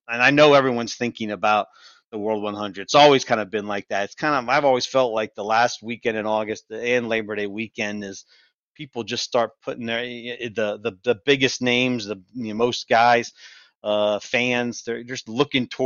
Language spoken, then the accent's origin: English; Northeast, United States; Growing up in the Northeast